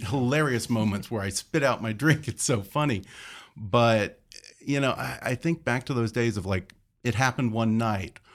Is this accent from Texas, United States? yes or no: yes; Houston, Texas, United States; I'm from Houston